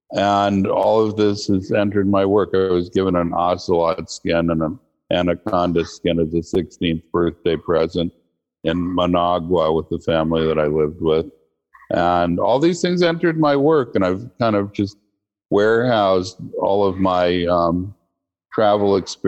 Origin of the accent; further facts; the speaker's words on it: Bremerton, Washington, United States; also born or lived in Hawaii / Virginia / Connecticut / California; I grew up everywhere from Bremerton, Washington, where I went to high school. My dad was a career naval officer, so he was in submarines. We lived in Hawaii, Virginia, Connecticut, Washington State, California, New Hampshire.